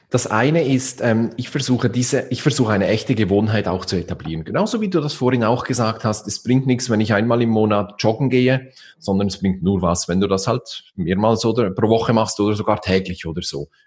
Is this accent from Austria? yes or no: no; Switzerland; Also man braucht bei uns in der Schweiz sagt man so eine Auslegeordnung.